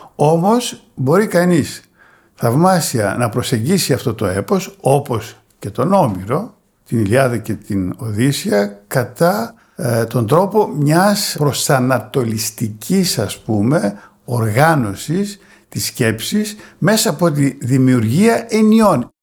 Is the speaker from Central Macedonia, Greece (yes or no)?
yes; Thessaloniki, Central Macedonia, Greece; also born or lived in Pieria / Burgundy, France / Paris, France; Προέρχομαι από την Πιερία σε ό,τι αφορά τη γέννησή μου, αλλά μεγάλωσα ε, στη Θεσσαλονίκη